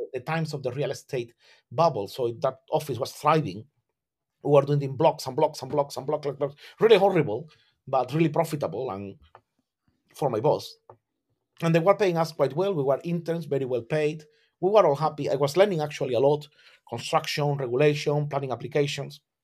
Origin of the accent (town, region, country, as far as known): Algeciras, Andalusia, Spain; born or raised there; English is a second language; moved away as an adult; now in London, United Kingdom